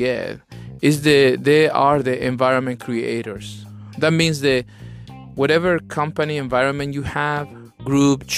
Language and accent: English; Chile; English is a second language; now in Atlanta, United States; I'm from Chile, South America